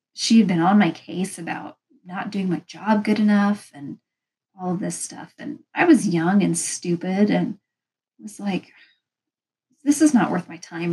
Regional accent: Pacific Northwest, United States; I'm from the Pacific Northwest.

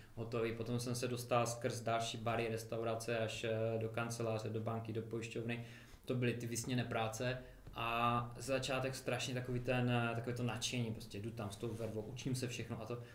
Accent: Karviná, Moravian-Silesian Region, Czechia; moved away as an adult; also born or lived in Manchester, England; now in Mikulov, Czech Republic; jsme vlastně, pocházíme z jednoho města, z Karviné

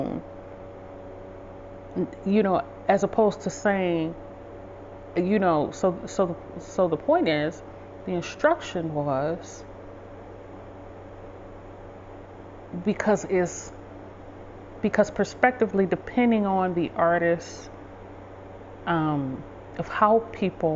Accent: Detroit, Michigan, United States; I grew up in Southwest Detroit

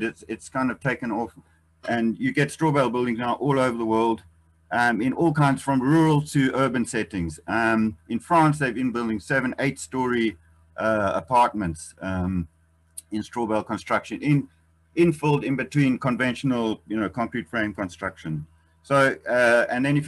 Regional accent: Eswatini; I come from Swaziland

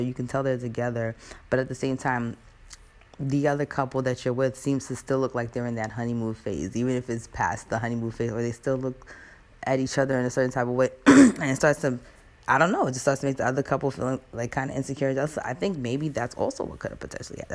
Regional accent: United States; I'm an American

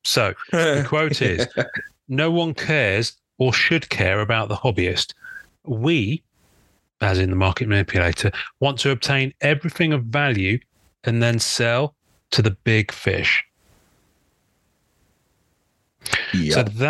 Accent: United Kingdom; I'm a Brit. I'm quite reserved.

